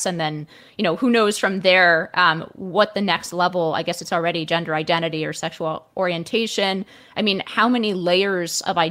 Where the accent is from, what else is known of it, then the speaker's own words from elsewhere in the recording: the Bay Area, California, United States; I grew up in the Bay Area